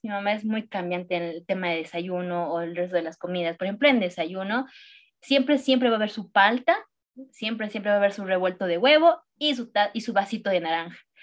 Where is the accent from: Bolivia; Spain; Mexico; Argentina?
Bolivia; yo amo demasiado mi Bolivia, eh, soy muy, muy boliviana